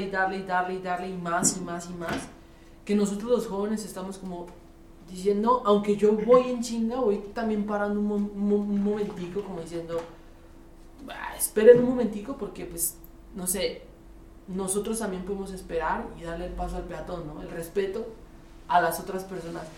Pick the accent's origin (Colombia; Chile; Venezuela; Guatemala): Colombia; now in Mexico City, Mexico; siempre me crié en Colombia